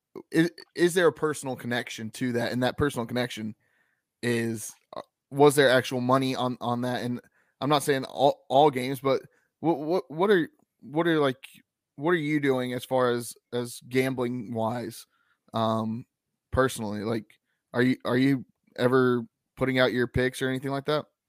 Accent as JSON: {"language": "English", "town": "Lexington", "region": "North Carolina", "country": "United States", "said": "I'm from Lexington, North Carolina"}